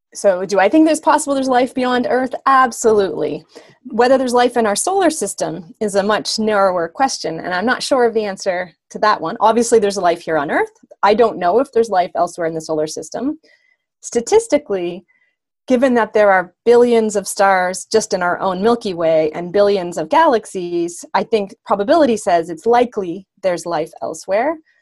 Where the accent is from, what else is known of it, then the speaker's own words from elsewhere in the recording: the Maritimes, Canada; also born or lived in Germany; now in Ontario, Canada; I'm originally from the east coast of Canada. So I'm from the Maritimes, but that's been a long, long time ago.